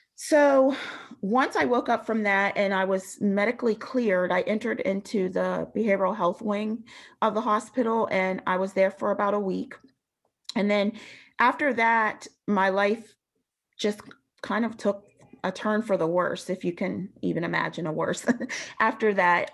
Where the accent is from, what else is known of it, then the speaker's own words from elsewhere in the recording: Western Pennsylvania, United States; I grew up in Western Pennsylvania in a pretty rural area